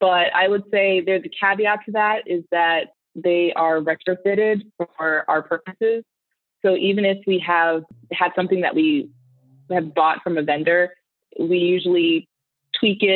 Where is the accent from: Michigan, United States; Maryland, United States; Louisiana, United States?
Maryland, United States; moved away as an adult; now in California, United States; I am born and raised on the East Coast. I grew up in Maryland